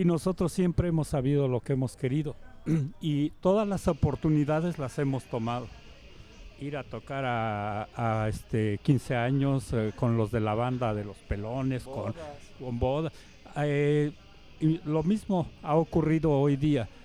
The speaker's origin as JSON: {"language": "Spanish", "country": "Mexico", "said": "para nosotros como mexicanos"}